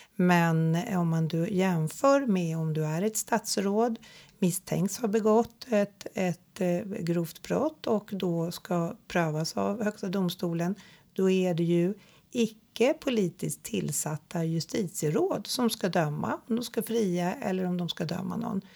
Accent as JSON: {"language": "Swedish", "country": "Sweden", "said": "vi tänker som svenskar"}